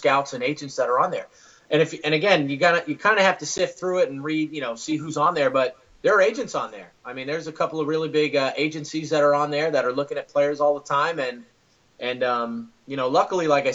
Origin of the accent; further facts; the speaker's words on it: New York City, New York, United States; moved away as an adult; also born or lived in Southern Westchester, New York; now in Florida, United States; so I grew up in the Bronx, went to high school in Southern Westchester, just north of the Bronx.